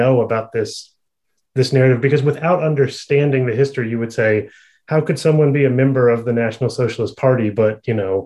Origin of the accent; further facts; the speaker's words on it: the American South, United States; I'm from the American South